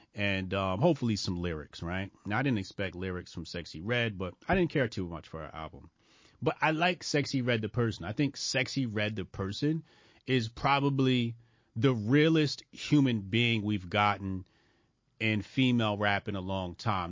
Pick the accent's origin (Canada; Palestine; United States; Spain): United States; I'm an American.